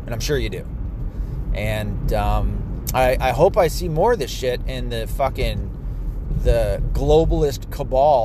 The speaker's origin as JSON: {"language": "English", "region": "Tennessee", "country": "United States", "moved": "yes", "said": "I'm from Tennessee, where we call all pop, all soft drink beverages, are called Coke"}